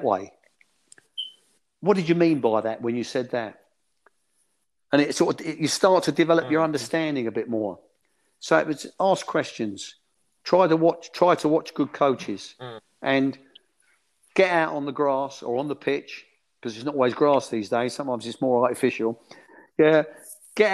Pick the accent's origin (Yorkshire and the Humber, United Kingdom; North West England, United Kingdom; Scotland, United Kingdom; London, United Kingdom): London, United Kingdom; I was born in Bow in East London, you know, a stone's throw from where the London Stadium is now